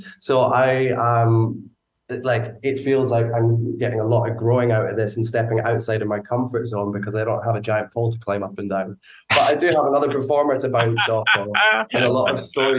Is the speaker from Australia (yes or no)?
no; Edinburgh, Scotland, United Kingdom; I grew up in Edinburgh. I grew up, so I've lost it now.